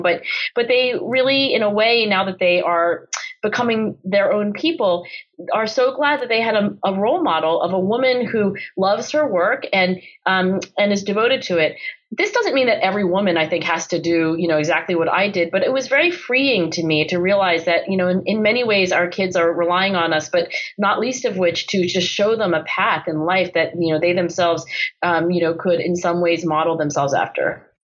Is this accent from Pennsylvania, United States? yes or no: yes; Philadelphia area, Pennsylvania, United States; my parents were born and raised in China. And then, of course, they did immigrate um, to the Philadelphia area and then eventually had three kids, including me